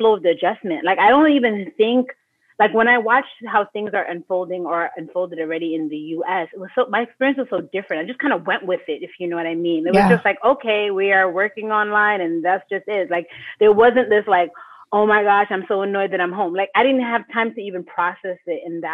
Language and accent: English; New York City, New York, United States; moved away as an adult; also born or lived in Middle East; now in Shanghai, China; I came from the Bronx where I pretty much spoke Spanglish